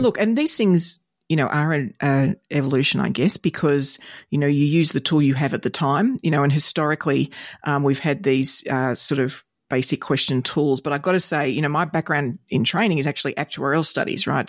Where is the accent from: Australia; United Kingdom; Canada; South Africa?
Australia; as an Aussie kid